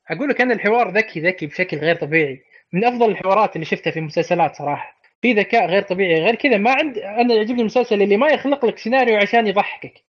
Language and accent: Arabic; Saudi Arabia; لك انا اب سعودي